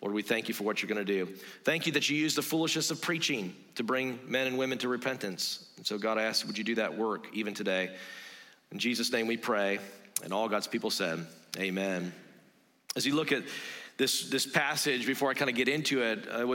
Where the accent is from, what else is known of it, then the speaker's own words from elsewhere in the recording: South Carolina, United States; South Carolina, where I'm from